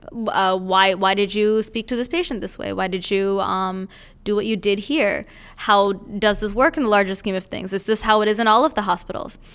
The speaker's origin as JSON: {"language": "English", "country": "India", "moved": "yes", "said": "I'm originally from India"}